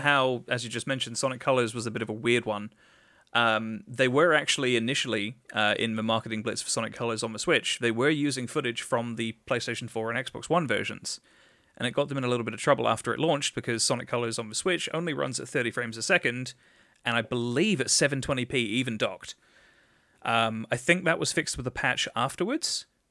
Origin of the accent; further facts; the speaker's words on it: England, United Kingdom; as an Englishman